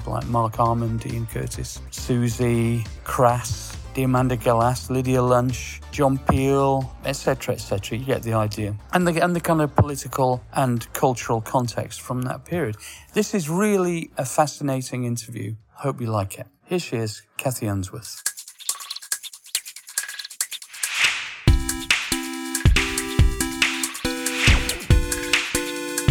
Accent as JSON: {"language": "English", "town": "Sheffield", "region": "Yorkshire and the Humber", "country": "United Kingdom", "moved": "yes", "lives_now": "London, United Kingdom", "said": "I'm from Sheffield, as you know, but I've lived in London for 40 years."}